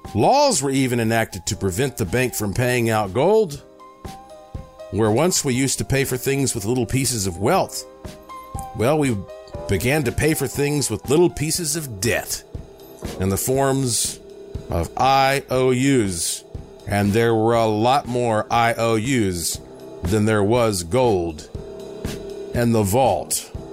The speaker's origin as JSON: {"language": "English", "country": "United States", "said": "I'm an American"}